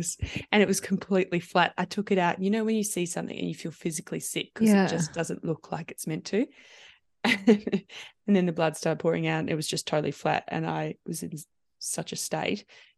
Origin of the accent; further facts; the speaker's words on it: New Zealand; also born or lived in London, United Kingdom; So I was born just outside London, and then we moved back to New Zealand. Yeah, back to New Zealand.